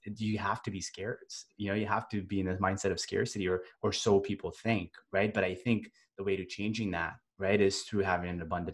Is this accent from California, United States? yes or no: yes; Northern California, United States; also born or lived in India; I was born in India and I grew up in Northern California